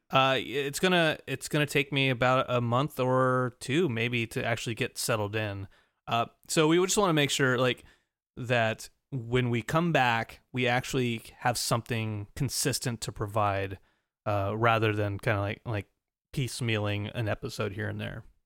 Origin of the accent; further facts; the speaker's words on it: Glendale, California, United States; a suburb of Los uh, Glendale.